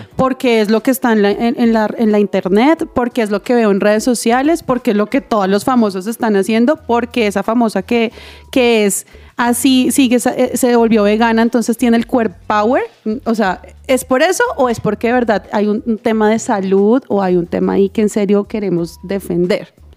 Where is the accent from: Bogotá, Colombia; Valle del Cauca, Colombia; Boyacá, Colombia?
Bogotá, Colombia; also born or lived in Santander; yo nací en Bogotá, pero toda mi familia es Santander